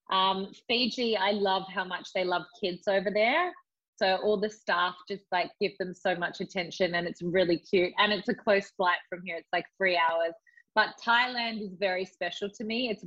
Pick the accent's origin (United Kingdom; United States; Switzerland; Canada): United Kingdom; England; moved away; I grew up in England.